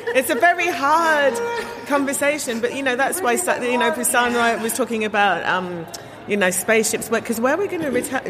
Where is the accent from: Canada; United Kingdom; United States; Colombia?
United Kingdom; London; I'm second generation. I was born in in the, in Britain, so I was born in London